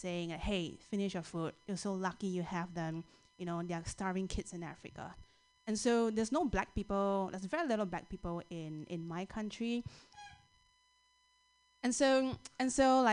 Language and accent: English; Singapore; now in United States; I am from Singapore